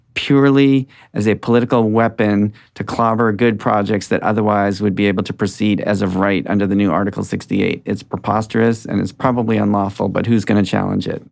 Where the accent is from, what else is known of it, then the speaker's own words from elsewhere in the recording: Lewiston, Maine, United States; moved away as an adult; now in Boston, United States; I grew up in Lewiston, Maine, and came to college and law school in Boston, and I've been here for 38 years.